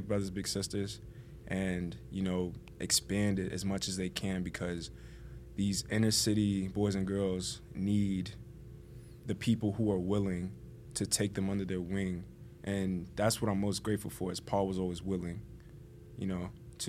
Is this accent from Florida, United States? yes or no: yes; Miami, Florida, United States; I grew up in Little Haiti 18 years